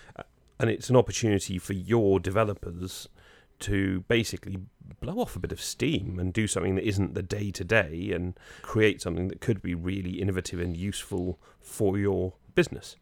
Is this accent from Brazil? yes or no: no; United Kingdom; now in Jersey; we were British